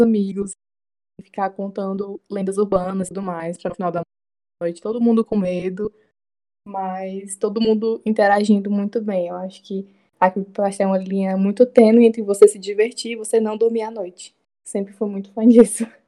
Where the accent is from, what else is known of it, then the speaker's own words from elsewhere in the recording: Itapipoca, Ceará, Brazil; eu cresci em Tapipoca